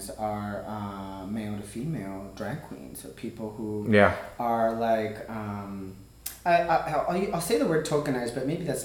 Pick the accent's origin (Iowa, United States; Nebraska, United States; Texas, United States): Texas, United States; El Paso; moved away as an adult; I grew up in El Paso and having to navigate Mexican and also American expectations